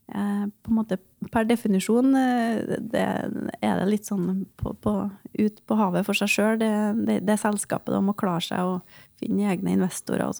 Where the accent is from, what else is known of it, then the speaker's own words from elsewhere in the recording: Grong, Trøndelag, Norway; jeg er jo en uskyldig nordtrønder. Jeg kommer fra Grong i Namdalen